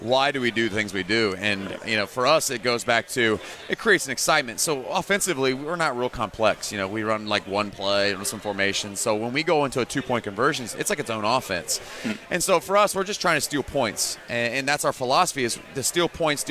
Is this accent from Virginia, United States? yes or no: yes; Richmond, Virginia, United States; moved away as an adult; also born or lived in Philadelphia / Missouri / Kansas / Springfield, Missouri; now in Fulshear, United States; I grew up in Richmond, Virginia. That's where I raised. That's where I was born